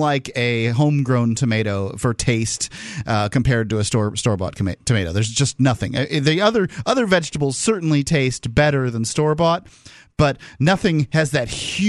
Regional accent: Bradenton, Florida, United States; I grew up in Bradenton, yeah.

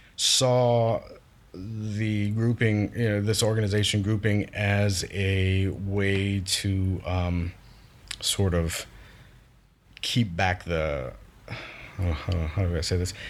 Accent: Larose, Louisiana, United States; I was born and raised in Louisiana, down the bayou, Lafouche Parish, La Rose spe-, specifically

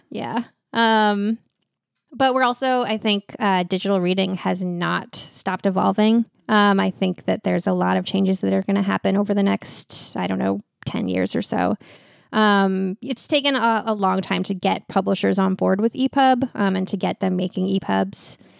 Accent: West Coast, United States; also born or lived in New York; now in Portland, United States; I was from the West Coast, and also, so I had a bunch of family out here.

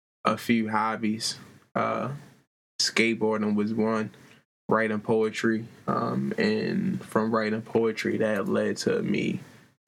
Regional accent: Baltimore, Maryland, United States; I grew up in Baltimore, Maryland, on the west side of town.

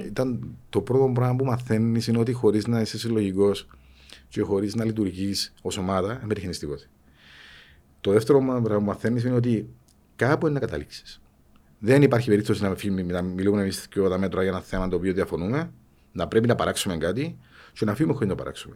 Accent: Cyprus; also born or lived in Thessaloniki, Greece; τον τόπο μου, για την Κύπρο, που είναι μικρό τόπο

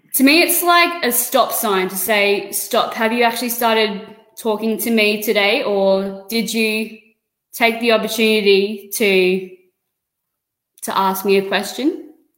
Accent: Bundaberg, Queensland, Australia; moved away as an adult; now in Sunshine Coast, Australia; I was born in Bundaberg, lived there all of my life

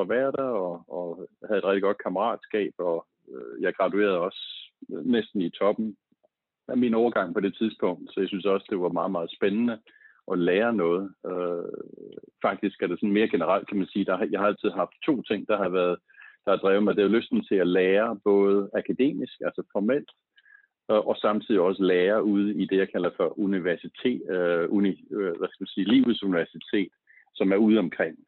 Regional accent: Slagelse, Zealand, Denmark; Jeg er født og opvokset i Slagelse

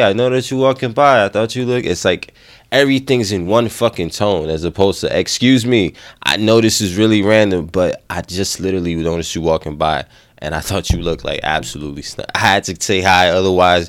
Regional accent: United States; we grew up in America, we grew up with the Western shit

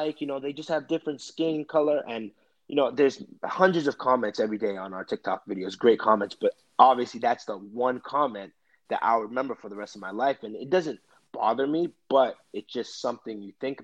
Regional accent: Brampton, Ontario, Canada; moved away; I grew up in Brampton, which is a city right outside of Toronto

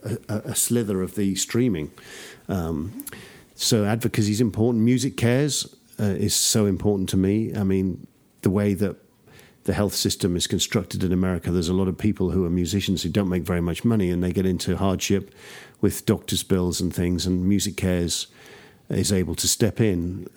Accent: United Kingdom; also born or lived in Texas; now in Austin, United States; it's great being a Brit representing Texans. A British Texan.

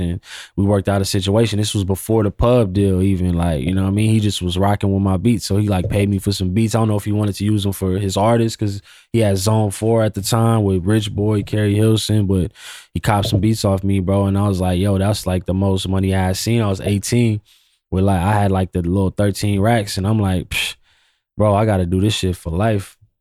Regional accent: Pasadena, California, United States; also born or lived in Fontana, California / Inland Empire, California; I'm from Pasadena slash I E. I actually lived in Pasadena longer than I lived

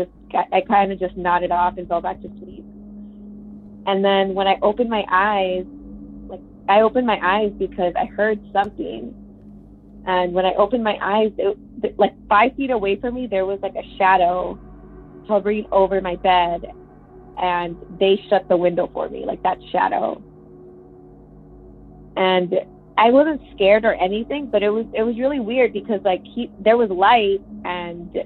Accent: Texas, United States; also born or lived in Minnesota; I'm from Texas

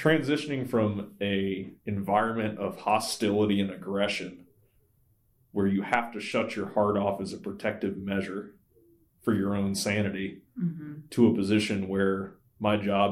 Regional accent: Virginia, United States; moved away; I talked to a pastor that I grew up with back in Virginia

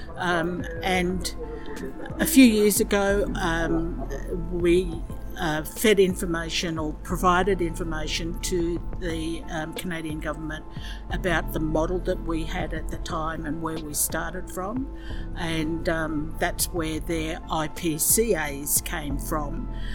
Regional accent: Cape York, Daintree region, Queensland, Australia; also born or lived in Torres Strait; I'm Eastern Yalanji from the Cape York of Australia and the Daintree in the Daintree region

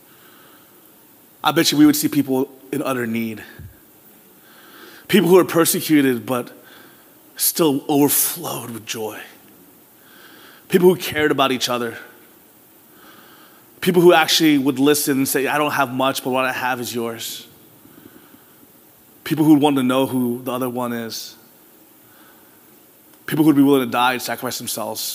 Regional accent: Philadelphia, Pennsylvania, United States; I was born in Philadelphia

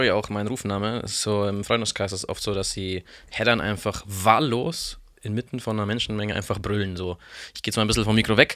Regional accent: Baden-Württemberg, Germany; Ähm, eigentlich aus dem tiefsten äh, Schwarzwald, soweit ich weiß.

